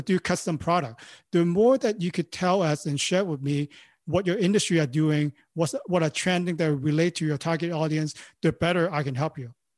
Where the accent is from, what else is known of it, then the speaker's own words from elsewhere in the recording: Hong Kong; English is a second language; moved away as an adult; now in Los Angeles, United States; I born and raised in Hong Kong, you know, I speak Cantonese and, and, uh, you know, Mandarin.